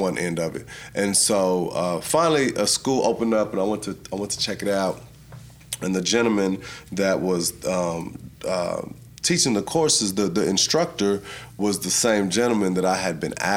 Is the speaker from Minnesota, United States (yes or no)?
no; San Antonio, Texas, United States; originally from, you know, grew up in San Antonio